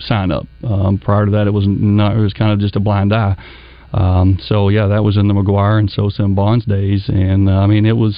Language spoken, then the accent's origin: English; Springdale, Arkansas, United States; also born or lived in Birmingham, Alabama; now in Benton, United States; I grew up in Springdale.